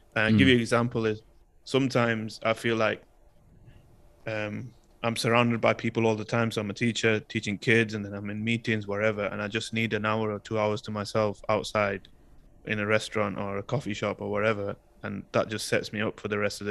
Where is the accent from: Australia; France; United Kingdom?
United Kingdom; my identity as a British Pakistani and how I felt in society in the UK growing up with the racism and the cultural differences